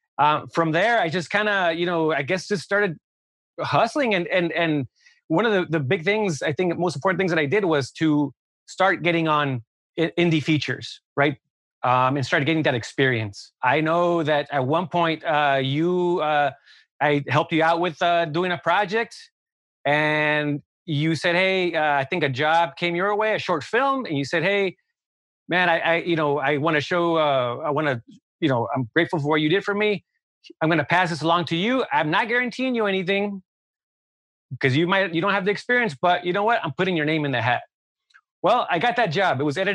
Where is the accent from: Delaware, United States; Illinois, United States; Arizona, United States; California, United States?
California, United States; also born or lived in New York; I'm from Southern California. I want to be back in LA.